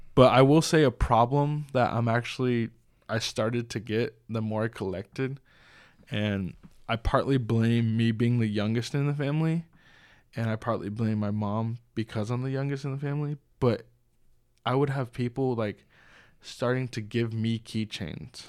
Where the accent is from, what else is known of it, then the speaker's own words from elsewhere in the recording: Southern California, United States; moved away; I was from Southern California